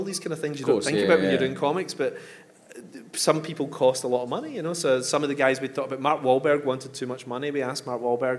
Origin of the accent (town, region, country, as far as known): Coatbridge, Scotland, United Kingdom; born or raised there